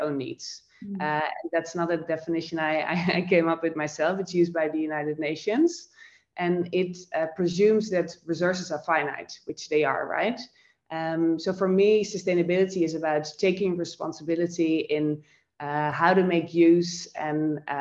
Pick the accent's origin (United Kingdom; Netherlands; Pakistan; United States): Netherlands; moved away as an adult; also born or lived in Amsterdam / Tokyo; now in Sydney, Australia; I am born and raised in the Netherlands, in Europe